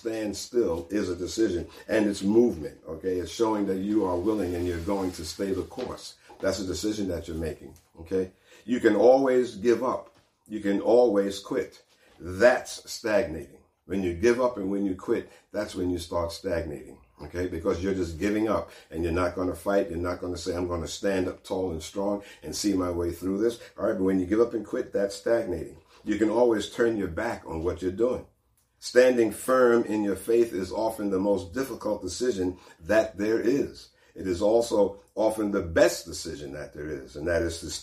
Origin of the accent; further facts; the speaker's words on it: East Coast, New York, United States; moved away; I'm from the East Coast where we had plenty of hurricanes and things like that and storms